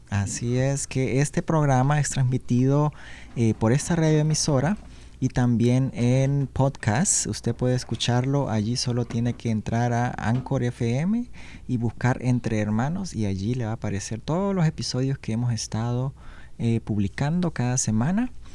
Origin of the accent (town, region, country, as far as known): Honduras; born or raised there; now in Washington, United States